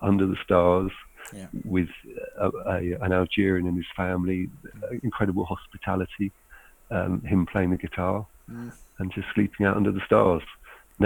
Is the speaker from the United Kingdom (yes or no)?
yes; United Kingdom; Being British